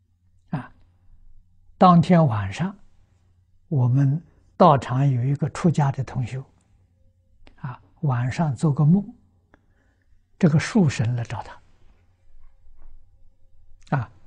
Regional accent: China; now in Australia; 我们中国人三天够了，啊，他三天不够，所以以后我就告诉大众，在澳洲要砍树的时候。七天之前通知他

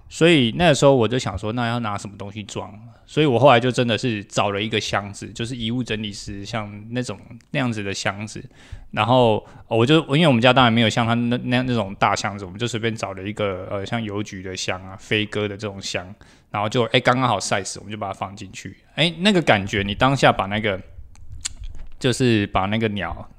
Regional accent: Taiwan; 我们台湾人

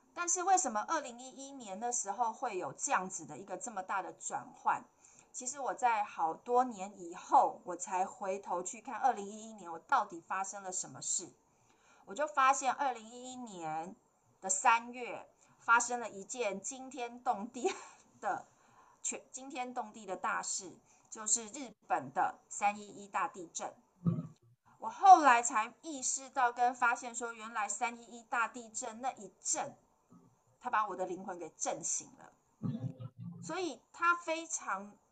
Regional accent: Taipei, Taiwan; 我刚刚有说我是台北人

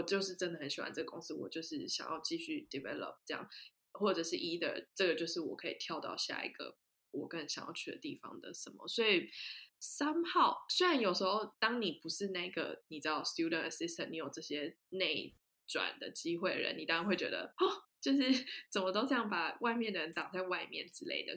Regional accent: Taiwan; moved away as an adult; now in Denmark; 我是唯一一个台湾人

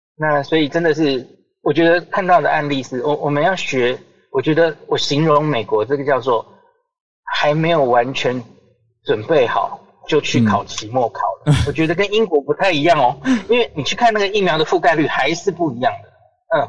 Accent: Taiwan; 我们台湾人戴得住口罩

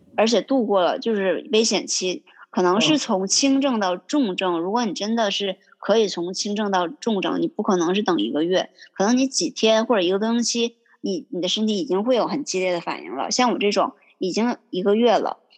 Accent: Yingkou, Liaoning, China; moved away as an adult; now in Boston, United States; 我是来自，嗯，中国东北辽宁的一个小城市

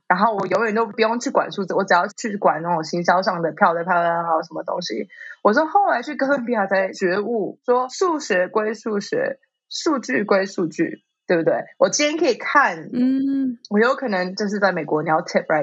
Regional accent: Taipei, Taiwan; moved away as an adult; also born or lived in New York, United States; 台北成长，我知道就是什么东西都很方便，然后大家人都很好，然后我在台北成长真的很幸福

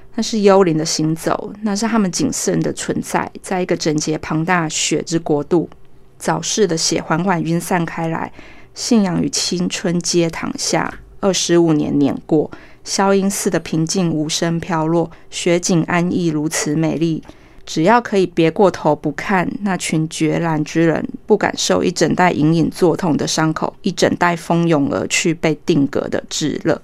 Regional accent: Taiwan; 我们都是台湾人，我们的讲话腔调就一样

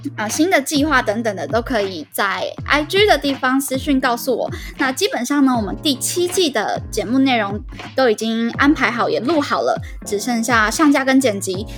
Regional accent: southern Taiwan, Taiwan; moved away as an adult; also born or lived in Taoyuan; 我也从桃园搬回了南部的老家

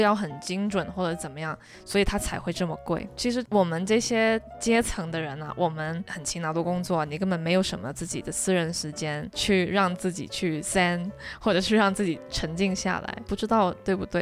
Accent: Hong Kong; 我是个香港人嘛

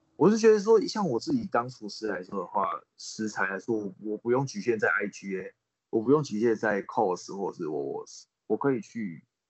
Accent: Taiwan; moved away as an adult; now in Australia; 我们是来自台湾

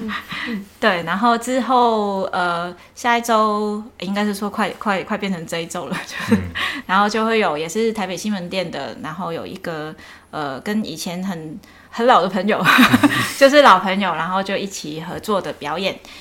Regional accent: Macau; first language Cantonese; Chinese is a second language; 我是在澳门出生

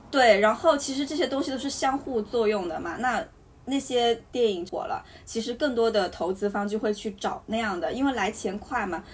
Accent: Hunan, China; 那我和他都是湖南人

